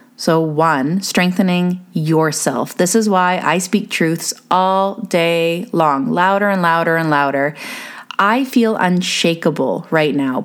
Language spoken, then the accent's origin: English; Canada; being Canadian